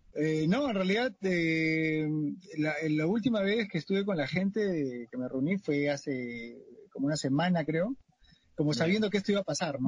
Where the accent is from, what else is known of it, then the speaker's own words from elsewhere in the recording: Lima, Peru; yo vivo en Canto Grande y soy de Canto Grande